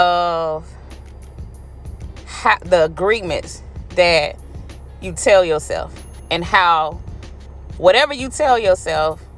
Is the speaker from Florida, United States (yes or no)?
yes; Florida, United States; moved away; in Florida, in my hometown